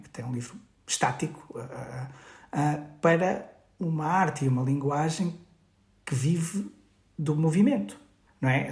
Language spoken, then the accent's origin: Portuguese; Guimarães, Braga, Portugal; numa associação cultural em Guimarães, de onde sou